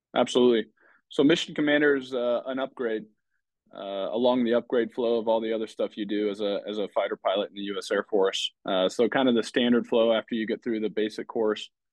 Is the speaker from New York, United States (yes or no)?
no; Davenport, Iowa, United States; I grew up in Davenport, Iowa.